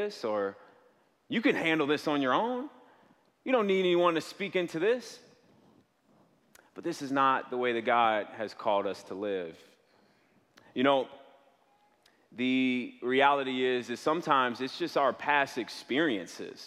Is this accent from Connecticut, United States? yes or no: no; south suburbs of Chicago, Illinois, United States; I'm from the south suburbs of Chicago.